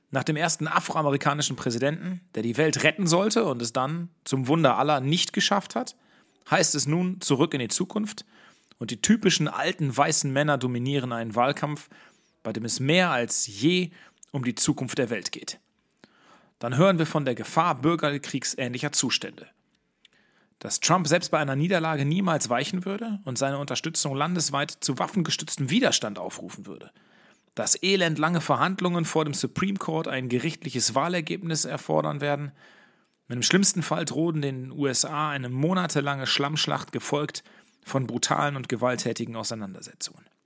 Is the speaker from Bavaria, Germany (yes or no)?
no; Herne, North Rhine-Westphalia, Germany; Bei der Bordsteinkante sprechen wir über die politischen Entwicklungen in meiner Heimatstadt Herne, wo wir einige Wochen nach der Kommunalwahl nun Corona-Hotspot sind